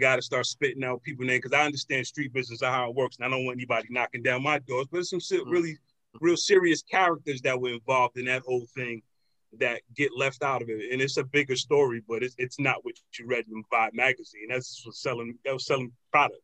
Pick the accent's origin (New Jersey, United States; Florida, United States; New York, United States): New York, United States; New York City; I'm from Harlem